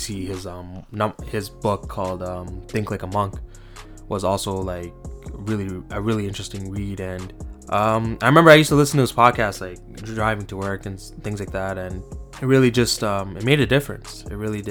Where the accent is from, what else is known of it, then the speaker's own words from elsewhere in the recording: Toronto, Ontario, Canada; I'm from Toronto, Canada, just east of the city, in a small town. Pretty much grew up there my entire life